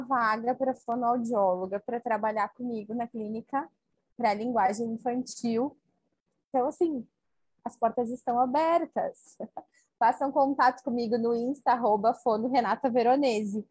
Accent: Bento Gonçalves, Rio Grande do Sul, Brazil; sou de Bento Gonçalves, no Rio Grande do Sul

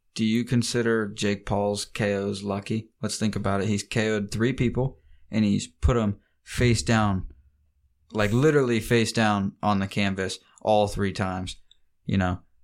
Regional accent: Ohio, United States; we're from Ohio

